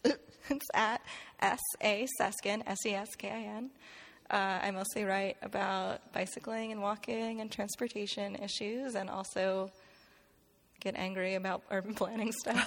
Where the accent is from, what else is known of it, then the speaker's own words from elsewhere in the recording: New York, United States; I grew up in the New York region